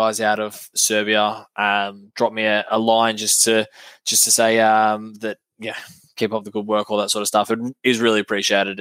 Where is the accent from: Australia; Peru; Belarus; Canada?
Australia; being an Aussie